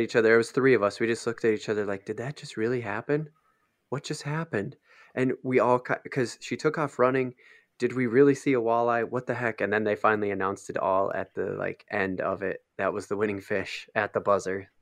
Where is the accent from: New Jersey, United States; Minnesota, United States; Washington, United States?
Minnesota, United States; as Minnesotan